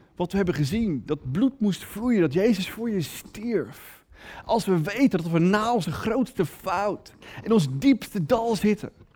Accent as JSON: {"language": "Dutch", "country": "Netherlands", "said": "als Nederlander"}